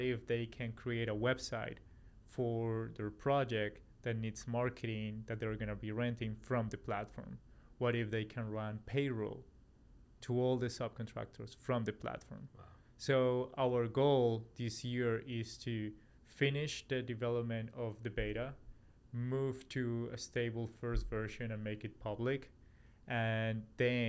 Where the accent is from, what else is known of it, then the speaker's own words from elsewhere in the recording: Colombia; also born or lived in Australia / New York, United States / Raleigh, North Carolina, United States; now in Los Angeles, United States; I'm originally from Colombia, South America, and then live in Australia. I'm from Australia, moved to the US in 2015